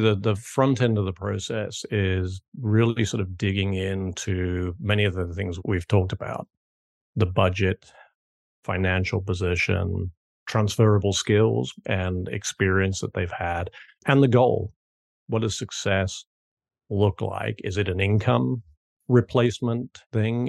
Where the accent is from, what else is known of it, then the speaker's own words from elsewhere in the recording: United Kingdom; moved away as an adult; also born or lived in New York / Hong Kong; now in South Carolina, United States; as you can probably tell from my accent, not originally from South Carolina, where I now live, but grew up and went to school in the U K